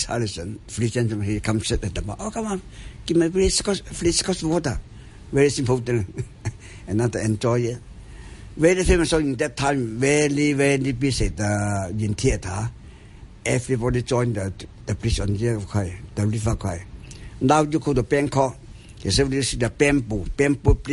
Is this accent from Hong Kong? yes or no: yes; Hong Kong; I was born in Hong Kong